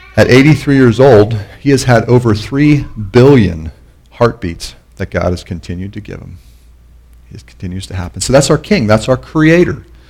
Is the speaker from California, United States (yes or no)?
no; Pennsylvania, United States; moved away as an adult; also born or lived in Canon City, Colorado; I was born in Pennsylvania